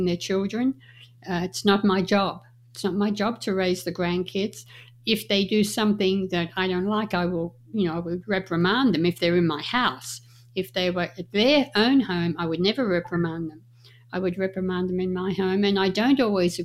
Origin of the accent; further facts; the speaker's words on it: Australia; moved away as an adult; also born or lived in Las Vegas, United States; now in Reno, United States; when I grew up in Australia